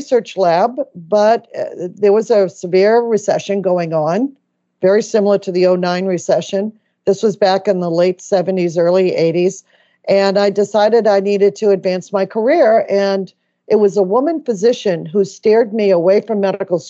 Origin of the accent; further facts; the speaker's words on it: Medford, Massachusetts, United States; I come from a large family in Boston. I grew up in Medford, Massachusetts